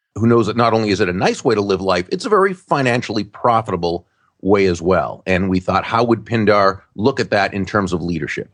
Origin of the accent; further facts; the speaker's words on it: Massachusetts, United States; now in Florida, United States; when I grew up in Massachusetts